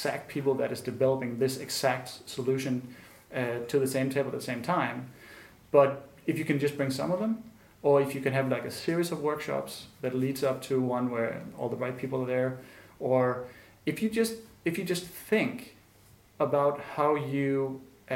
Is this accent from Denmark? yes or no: yes; Copenhagen, Capital Region of Denmark, Denmark; I come from Denmark and Copenhagen, where we have a sort of huge faith and appreciation of the state